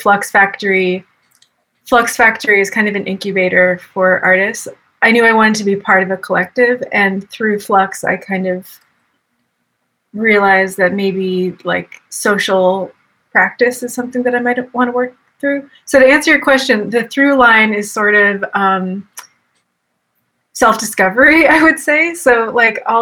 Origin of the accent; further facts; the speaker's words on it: Boston, Massachusetts, United States; now in Austin, United States; I grew up in Boston